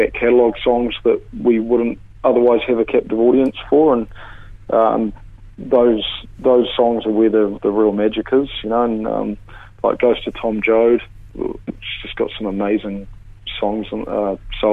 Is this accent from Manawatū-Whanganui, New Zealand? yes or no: yes; Palmerston North, Manawatū-Whanganui, New Zealand; I'm from Palmy.